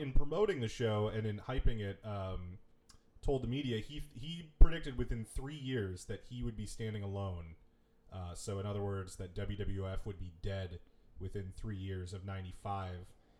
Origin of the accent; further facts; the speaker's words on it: Minneapolis, Minnesota, United States; we are both from the Minneapolis area